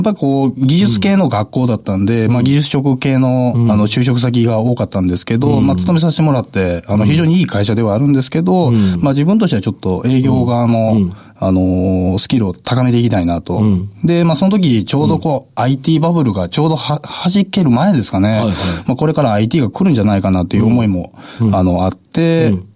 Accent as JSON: {"language": "Japanese", "region": "Kyoto", "country": "Japan", "tie": "born or raised there", "said": "京都です"}